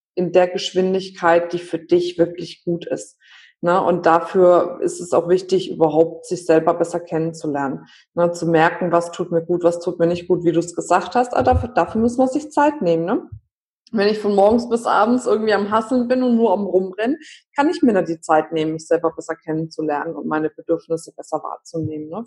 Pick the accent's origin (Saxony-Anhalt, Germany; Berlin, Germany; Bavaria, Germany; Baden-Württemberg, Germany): Bavaria, Germany; Franconia; ich bin Fränkin. Wir haben ständig Wörter, die wir benutzen, die es eigentlich gar nicht gibt